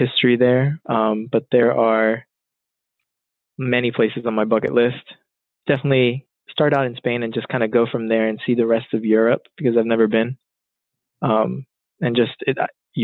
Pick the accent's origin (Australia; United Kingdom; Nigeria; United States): United States; Lancaster, Pennsylvania; I was born and raised in Lancaster, went to Millersville